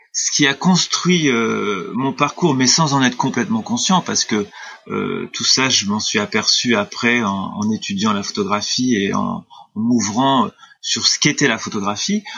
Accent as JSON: {"language": "French", "town": "Clermont", "country": "France", "tie": "born or raised there", "also_born_or_lived": "Amiens / Arles", "moved": "as an adult", "said": "ma ville natale qui était Clermont"}